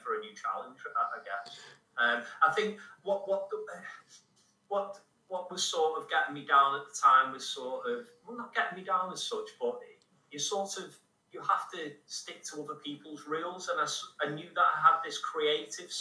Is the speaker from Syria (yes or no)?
no; Liverpool, North West England, United Kingdom; my hometown